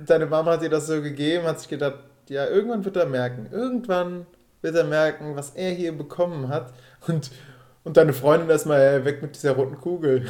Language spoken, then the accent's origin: German; Rhineland, Germany; moved away; dass ich von denen als Rheinländer wahrgenommen werde